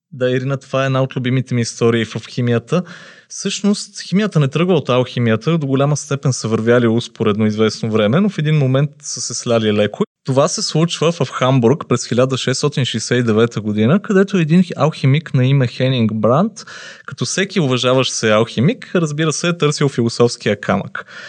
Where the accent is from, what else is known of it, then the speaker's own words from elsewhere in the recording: Pleven, Pleven Province, Bulgaria; моя роден град Плевен